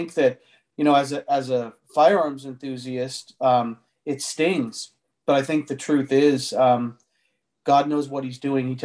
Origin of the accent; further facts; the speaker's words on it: United States; as Americans